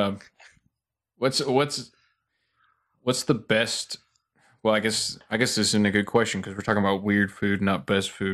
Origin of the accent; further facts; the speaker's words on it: Tennessee, United States; I'm from Tennessee